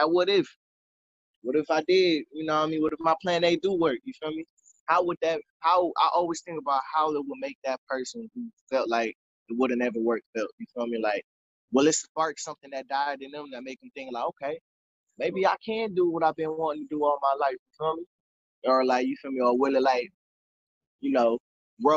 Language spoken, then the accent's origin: English; Flint, Michigan, United States; I'm from Flint